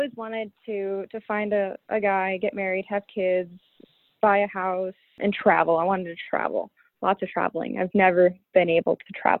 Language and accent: English; Mackinac City, Michigan, United States; In Mackinac City.